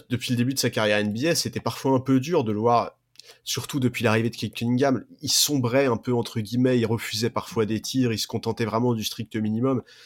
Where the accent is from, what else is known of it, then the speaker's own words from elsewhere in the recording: France; en tant que Français